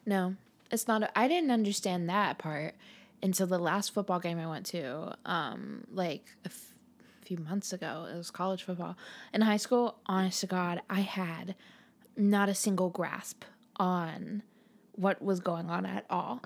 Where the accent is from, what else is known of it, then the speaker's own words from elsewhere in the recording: United States; I'm American